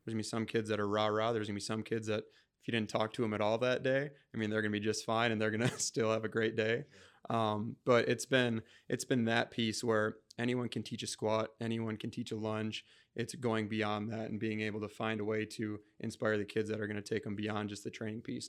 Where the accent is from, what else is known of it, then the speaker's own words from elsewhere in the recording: Rochester, Minnesota, United States; also born or lived in Mankato, Minnesota; I'm a Rochester native. So, I mean, I'm from Rochester, Minnesota. I was born in Mankato. Um, so I, I moved to Rochester when I was eight